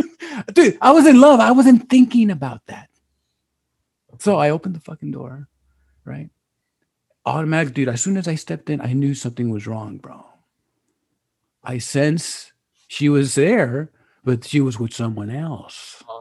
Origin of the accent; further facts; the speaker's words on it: Compton, California, United States; I'm from Compton.